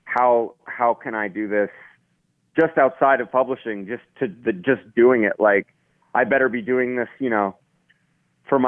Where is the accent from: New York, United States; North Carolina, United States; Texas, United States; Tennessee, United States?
Texas, United States; Austin; also born or lived in Boston, Massachusetts / Denver, Colorado; now in Edgerton, Wisconsin, United States; And then I grew up in Texas and Austin from then